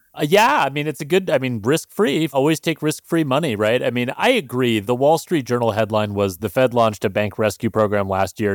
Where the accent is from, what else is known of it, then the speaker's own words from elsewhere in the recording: Montana, United States; I had growing up in Montana